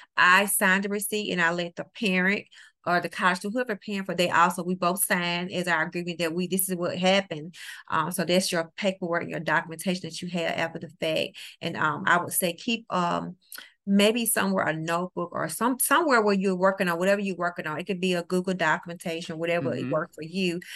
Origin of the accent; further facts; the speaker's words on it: New Orleans, Louisiana, United States; now in Mississippi, United States; I live in the great state of Mississippi. I'm originally from New Orleans, Louisiana